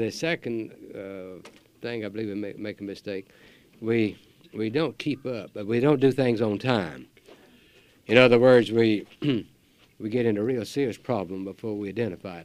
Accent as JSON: {"language": "English", "area": "Chatham County", "region": "North Carolina", "country": "United States", "tie": "born or raised there", "said": "that's my home county"}